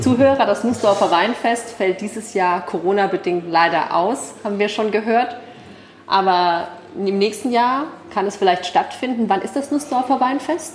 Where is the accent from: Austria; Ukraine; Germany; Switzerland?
Germany; Rhineland-Palatinate; aus meiner Pfalzjugend